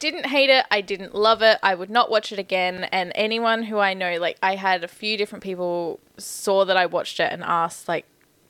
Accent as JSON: {"language": "English", "town": "McLaren Vale", "region": "South Australia", "country": "Australia", "tie": "born or raised there", "said": "I grew up in McLaren Vale, man."}